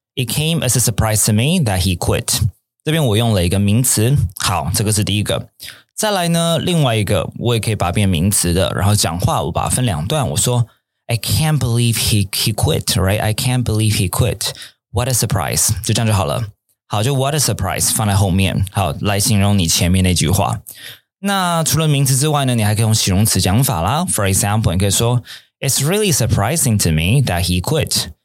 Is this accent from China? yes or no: no; Taipei, Taiwan; 以前我在，呃，天母长大的，小时候天母长大的